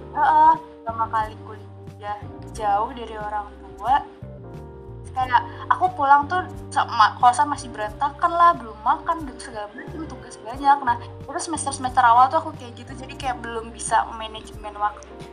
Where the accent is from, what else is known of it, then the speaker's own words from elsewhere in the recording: Sumatra, Indonesia; aku kan orang Sumatera